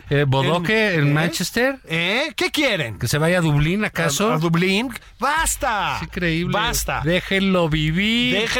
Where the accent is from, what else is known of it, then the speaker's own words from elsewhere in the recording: Mexico City, Mexico; Yo crecí en Copilco.